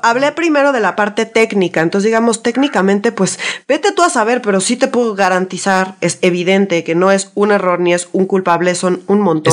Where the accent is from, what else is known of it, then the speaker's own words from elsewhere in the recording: Mexico City, Mexico; yo como chilanga, super chilanga que soy